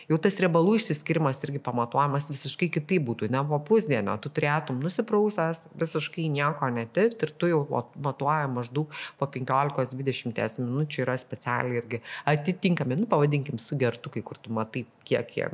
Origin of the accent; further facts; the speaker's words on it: Lithuania; Nes realiai paėmus mes lietuviai esam to šiūrė, nu, ne, ne visai šiūrėtiško, kiltiško skaitosi skandinaviško